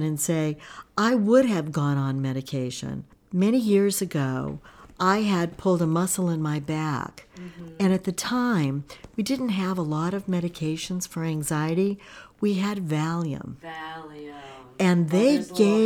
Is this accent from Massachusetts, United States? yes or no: yes; Massachusetts, United States; also born or lived in California; I grew up in Massachusetts